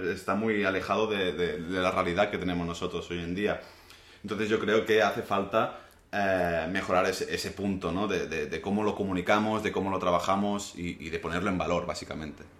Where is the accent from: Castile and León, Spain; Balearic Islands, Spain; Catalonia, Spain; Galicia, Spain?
Balearic Islands, Spain; Menorca; mi punto de vista como menorquín